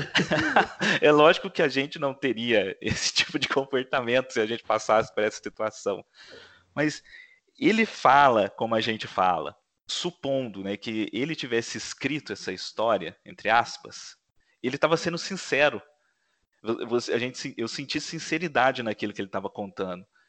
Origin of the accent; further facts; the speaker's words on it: Minas Gerais, Brazil; moved away; Eu estive em Minas Gerais, é, passei o fim de semana lá na minha cidade